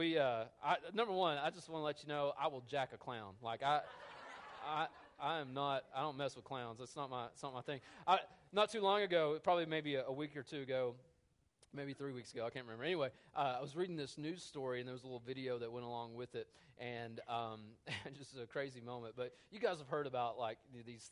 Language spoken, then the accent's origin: English; United States; I'm an American